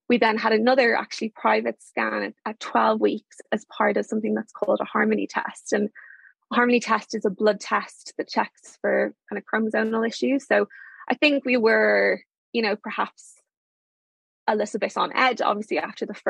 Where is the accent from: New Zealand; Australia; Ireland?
Ireland; moved away as an adult; also born or lived in London